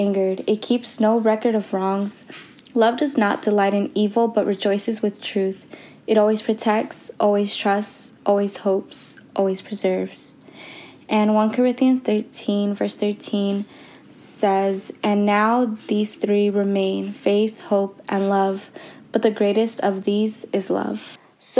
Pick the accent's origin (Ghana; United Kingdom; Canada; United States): United States; Richmond, California; I'm from Richmond, California.